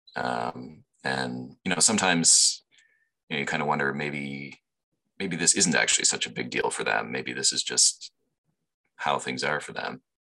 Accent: London, Ontario, Canada; also born or lived in Guelph, Ontario / Toronto, Ontario; I grew up here in London

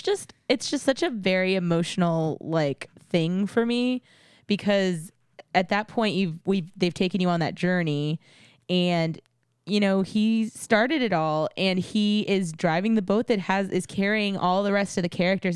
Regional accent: San Antonio, Texas, United States; I grew up in San Antonio

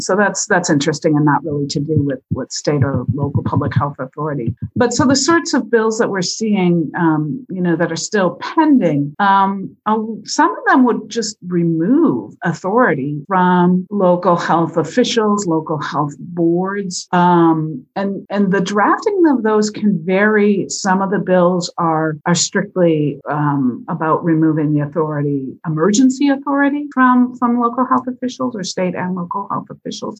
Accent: Wisconsin, United States; I grew up in Wisconsin

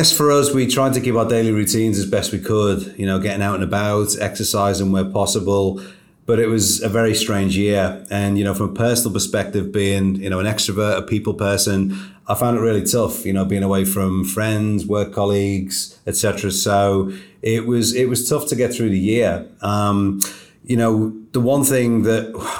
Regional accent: Liverpool, North West England, United Kingdom; moved away as an adult; also born or lived in Devon; my hometown in Liverpool in the UK

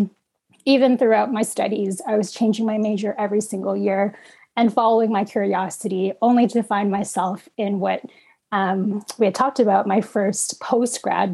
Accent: Canada; also born or lived in Philippines; I was an infant immigrant in what is known today as Canada. And I was born in the Philippines and came here when I was about 4 or 5 years old

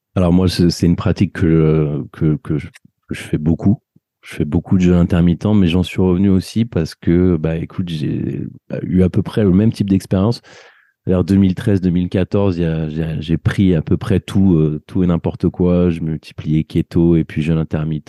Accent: France; on a grandi en France

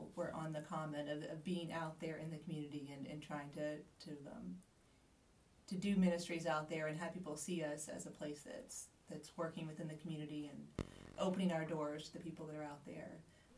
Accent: Kentucky, United States; now in Gardiner, United States; we're both from Kentucky

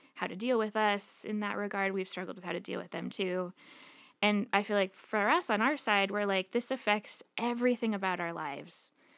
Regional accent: Billings, Montana, United States; moved away as an adult; I grew up in Billings originally.

